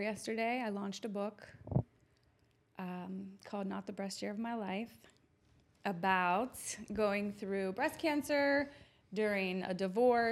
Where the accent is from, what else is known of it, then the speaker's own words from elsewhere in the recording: Turtle Creek, Pennsylvania, United States; also born or lived in Florida; now in Pittsburgh, United States; I grew up in Turtle Creek. I loved my time at Woody High.